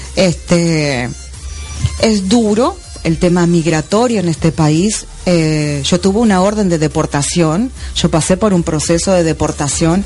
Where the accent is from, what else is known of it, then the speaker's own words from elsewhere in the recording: Argentina; moved away as an adult; also born or lived in Miami; now in Florida, United States; salí de Argentina con 400 dólares